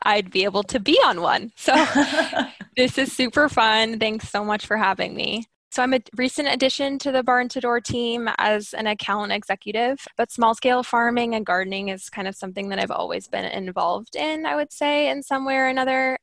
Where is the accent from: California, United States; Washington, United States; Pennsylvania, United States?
Washington, United States; Skagit Valley; I grew up living in the Skagit Valley, which, if you aren't familiar with the area, is just made up of thousands of acres of farm fields.